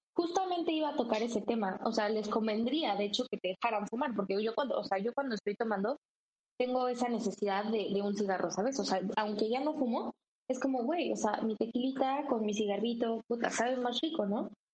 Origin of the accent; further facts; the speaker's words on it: Mexico; soy mexicana